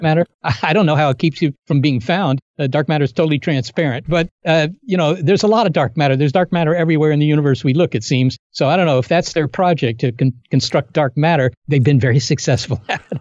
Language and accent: English; Virginia, United States; I was born in Virginia, and I grew up there